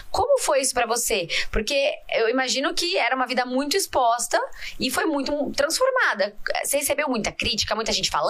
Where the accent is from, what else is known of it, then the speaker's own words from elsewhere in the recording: Porto Alegre, Rio Grande do Sul, Brazil; moved away as an adult; now in São Paulo, Brazil; eu vim de Porto Alegre com 26 anos já.